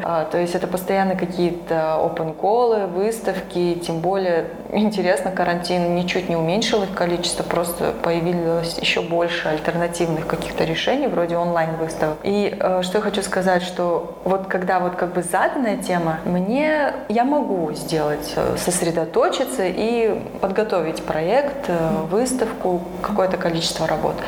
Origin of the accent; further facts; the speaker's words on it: Astana, Kazakhstan; moved away as an adult; now in Almaty, Kazakhstan; я, хотя родилась в Астане, и у меня семья здесь, все родственники